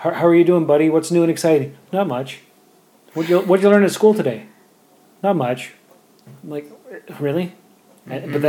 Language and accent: English; England, United Kingdom; Is it because I'm English and you're mostly French and you think the communication styles won't no. match up?